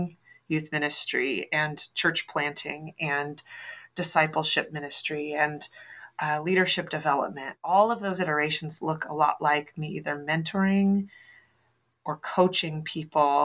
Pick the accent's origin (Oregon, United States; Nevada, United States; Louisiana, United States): Oregon, United States; I hail from the West Coast. I'm from Oregon